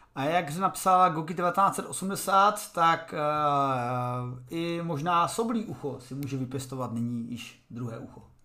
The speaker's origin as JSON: {"language": "Czech", "country": "Czechia", "said": "jsem Čech"}